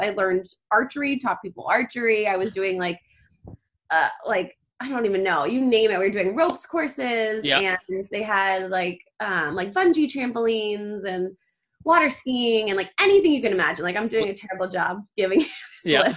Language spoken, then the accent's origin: English; Texas, United States; moved away; I grew up in Texas and went to camp in Arkansas, actually, in the Ozark